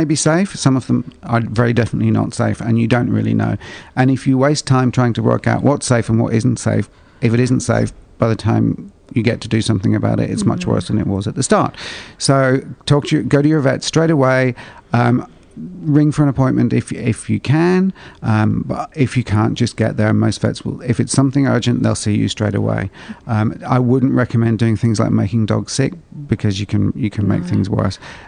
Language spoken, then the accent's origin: English; Ireland; I grew up in Ireland. It was too cold